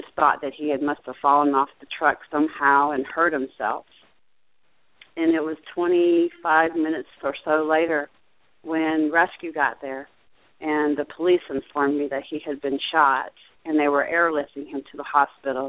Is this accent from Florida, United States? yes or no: yes; Fort Myers, Florida, United States; also born or lived in Ocala, Florida / Jacksonville, Florida; I was born and raised in Fort Myers, Florida